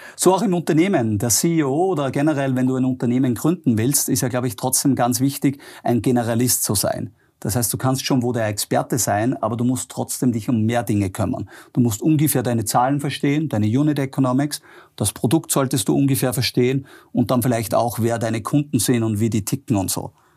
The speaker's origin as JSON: {"language": "German", "country": "Austria", "tie": "born or raised there"}